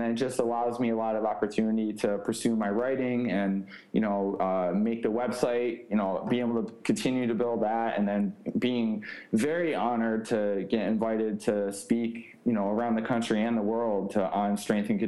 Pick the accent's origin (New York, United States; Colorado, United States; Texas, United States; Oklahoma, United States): New York, United States; moved away; I finished my degree at Cortland State, which is again near my hometown in New York